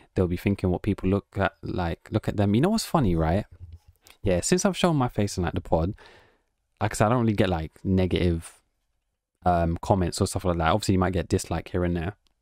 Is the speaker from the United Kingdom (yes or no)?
yes; England, United Kingdom; accent: British; I'm just from England